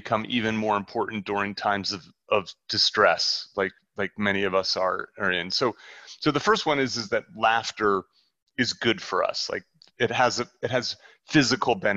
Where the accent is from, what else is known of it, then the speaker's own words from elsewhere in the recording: New Jersey, United States; moved away; I grew up in New Jersey